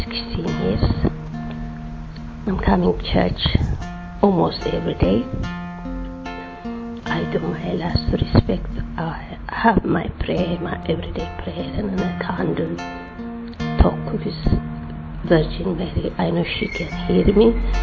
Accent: Ethiopia; English is a second language; moved away as an adult; now in United Kingdom; I'm from Ethiopia. I'm Ethiopian Orthodox Christian. I live in the UK 16 years.

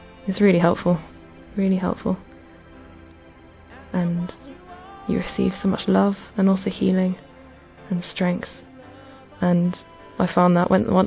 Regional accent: England, United Kingdom; I'm 25 and I'm from England.

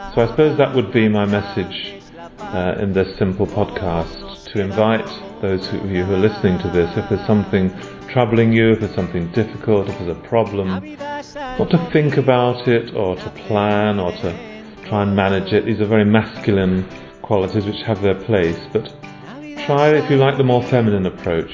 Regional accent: London, United Kingdom; I'm from London in England

